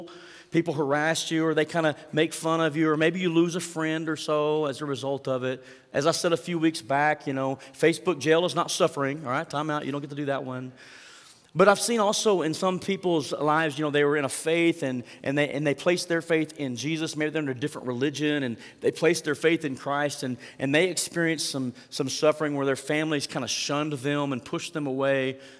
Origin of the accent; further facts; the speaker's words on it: United States; as an American, as someone who's lived in a free country for so many years